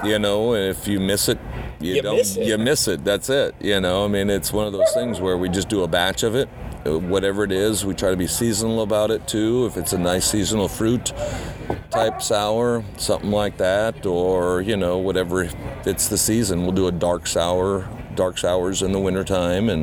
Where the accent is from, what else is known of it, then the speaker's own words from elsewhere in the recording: Georgia, United States; also born or lived in Tomahawk, Wisconsin; now in Minnesota, United States; Lived there till I was 6 years old, until my dad took a transfer down to Georgia